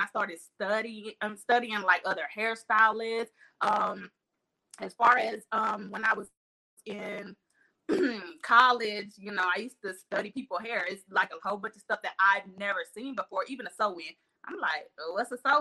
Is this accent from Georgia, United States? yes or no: yes; Albany, Georgia, United States; also born or lived in Charleston, South Carolina; I was born in Charleston, South Carolina, which you already know Albany, Georgia done raised me